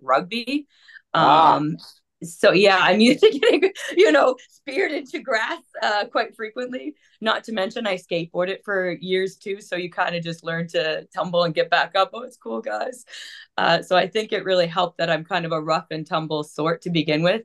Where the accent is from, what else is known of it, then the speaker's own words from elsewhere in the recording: Toronto, Ontario, Canada; we're from Toronto